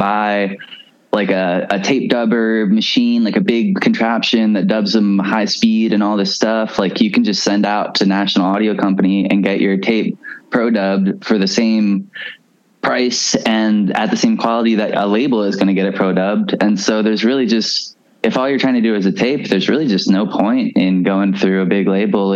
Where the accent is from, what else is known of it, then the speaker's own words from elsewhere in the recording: Baltimore, Maryland, United States; I'm from Baltimore